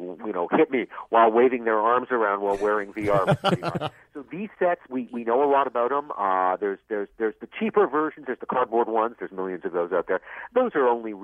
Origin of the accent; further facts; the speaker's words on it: Vancouver, British Columbia, Canada; moved away; I grew up out in Vancouver